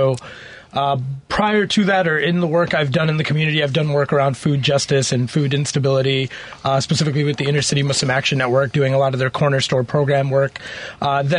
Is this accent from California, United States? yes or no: no; Chicago, Illinois, United States; also born or lived in Karachi, Pakistan / Berkeley, Illinois / Lombard, Illinois / Wood Dale, Illinois; My family from Pakistan. I was born in Karachi, and then I came to the United States at three. Have been living in Chicago